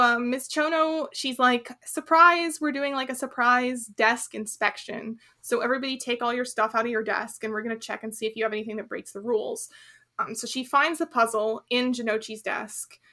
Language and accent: English; United States; as an American